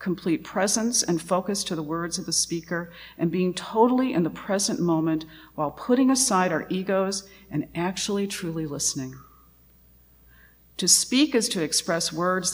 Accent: Louisiana, United States; I come from Louisiana, and my family is a mixture of Louisiana Cajun and East Texas Welsh.

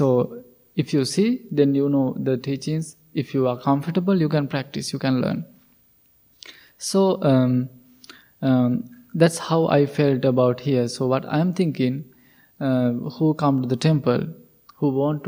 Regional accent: Sri Lanka; moved away as an adult; we, all the monks, we are originally from Sri Lanka

